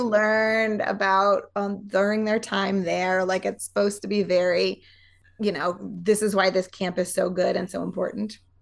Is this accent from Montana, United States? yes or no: yes; Montana, United States; moved away as an adult